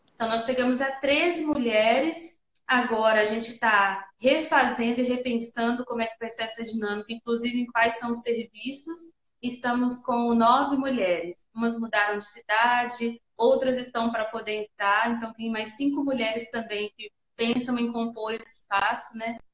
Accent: Manga, Minas Gerais, Brazil; now in Montes Claros, Brazil; eu sou norte-mineira, nasci em Manga

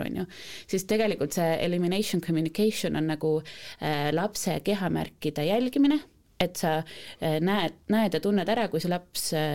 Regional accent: Estonia; me oleme eestlased

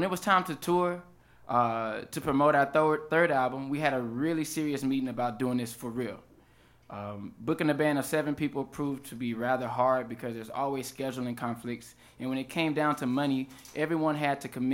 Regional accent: Houston, Texas, United States; I'm from Houston, Texas, and our town's amusement park was Astro World

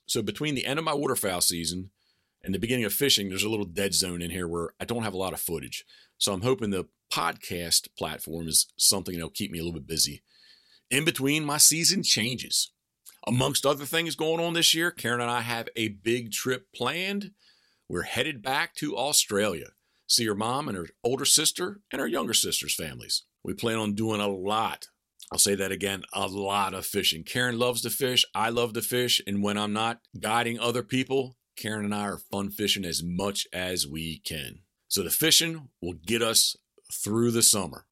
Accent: Havre de Grace, Maryland, United States; now in Berlin, Maryland, United States; I was born in Habitable Grace, Maryland, the self-proclaimed decoy capital of the world

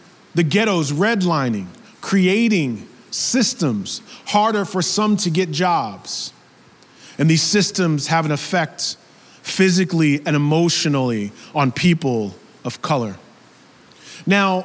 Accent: the suburbs of New York, United States; I was raised in New York, the suburbs of New York

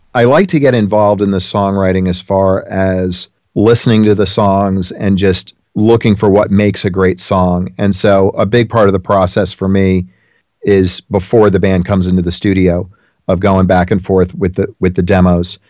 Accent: South Orange, New Jersey, United States; I grew up in New Jersey

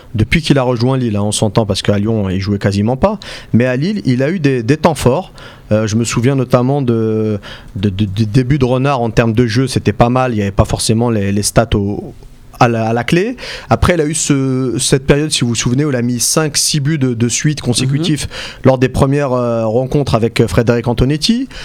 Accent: Algeria; en tant qu'Algérien

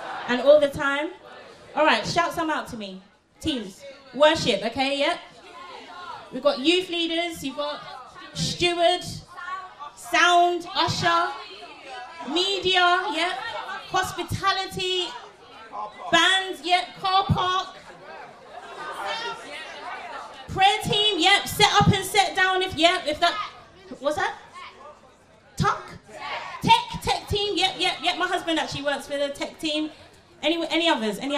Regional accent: London, United Kingdom; I am from London. I'm from Southeast London.

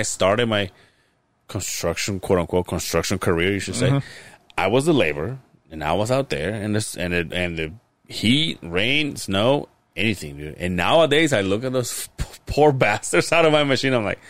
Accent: Mérida, Yucatán, Mexico; now in Utah, United States; Mérida, Yucatán.

